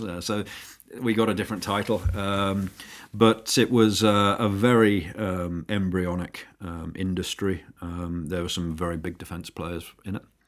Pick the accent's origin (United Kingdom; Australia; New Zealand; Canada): United Kingdom; also born or lived in San Francisco, United States; as a Brit in the Bay Area, you do stand out a little.